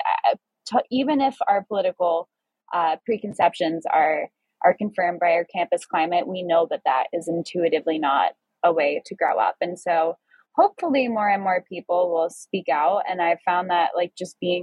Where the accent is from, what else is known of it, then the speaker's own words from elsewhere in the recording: New York, United States; being a young person growing up in New York